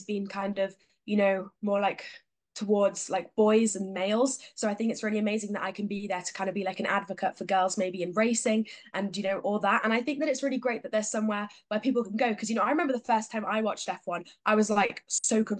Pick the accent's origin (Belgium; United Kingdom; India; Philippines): United Kingdom; Sheffield, Yorkshire and the Humber; I'm from Sheffield